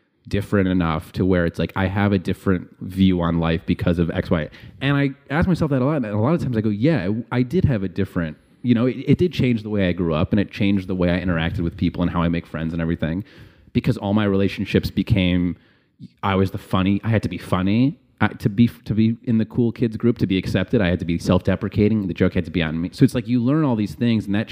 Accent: Chicago, Illinois, United States; I grew up around like all like white kids in the suburbs.

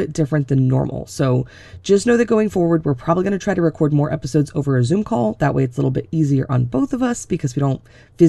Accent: Florida, United States; moved away as an adult; I was born and raised in Florida. So I moved out of Florida when I was 21 and I moved to Connecticut and I've been here ever since.

